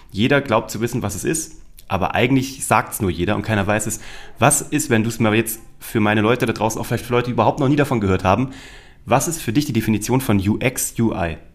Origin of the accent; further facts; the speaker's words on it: Kassel, Hesse, Germany; moved away as an adult; also born or lived in Weimar; now in Munich, Germany; Ich komme aus Kassel